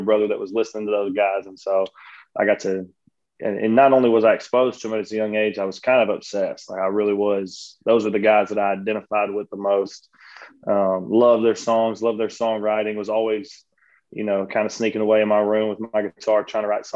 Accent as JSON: {"language": "English", "region": "Texas", "country": "United States", "tie": "born or raised there", "said": "my home state"}